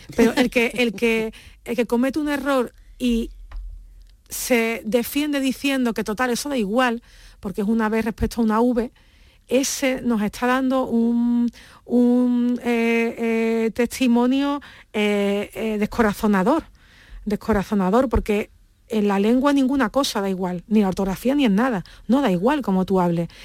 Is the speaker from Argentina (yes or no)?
no; Andalusia, Spain; yo, que soy andaluza